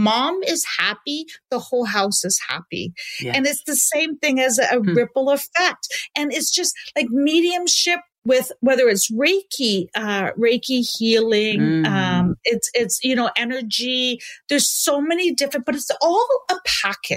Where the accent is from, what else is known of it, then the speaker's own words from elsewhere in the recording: Canada; I love that I'm Canadian. I want to stay in Canada